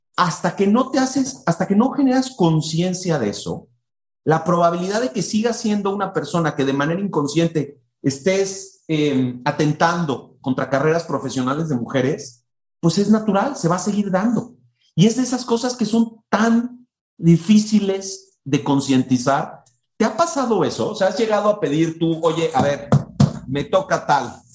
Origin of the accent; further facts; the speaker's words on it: Mexico; en nuestra cultura como mexicanos